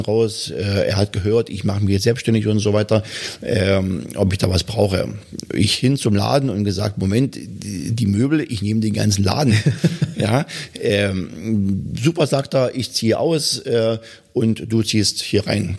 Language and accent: German; Bautzen, Saxony, Germany; also born or lived in Hannover; now in Wittichenau, Germany; Ich komme ja eigentlich aus Bautzen